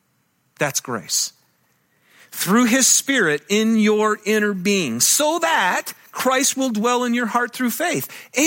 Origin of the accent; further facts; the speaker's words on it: Michigan, United States; now in Utah, United States; And I'm from Michigan, and I love it here in Utah.